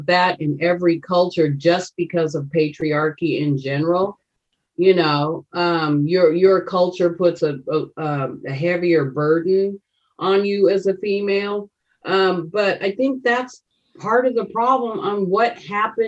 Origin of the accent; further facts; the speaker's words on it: United States; I'm African American, And I have that history of slavery here in America throughout my family.